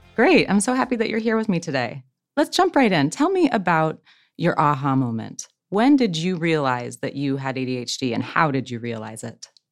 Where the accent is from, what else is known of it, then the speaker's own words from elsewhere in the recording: Ohio, United States; I'm from Ohio, so from the same area